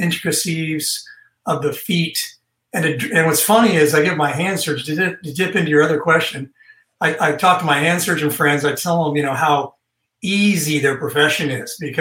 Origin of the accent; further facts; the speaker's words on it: Northern California, United States; now in Texas, United States; I'm from Northern California